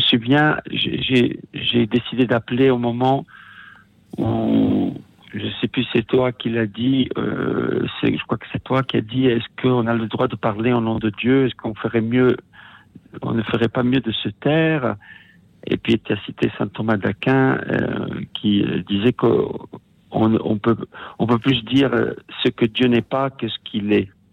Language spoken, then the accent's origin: French; Italy; first language Italian; French is a second language; ma langue maternelle, qui est l'italien, parce que je suis italien